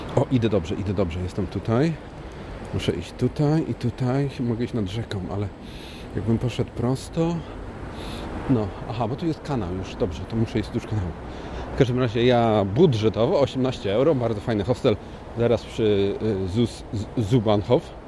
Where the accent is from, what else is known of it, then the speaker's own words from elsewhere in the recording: Poznań, Greater Poland, Poland; now in Ireland; Ja też jestem z Poznania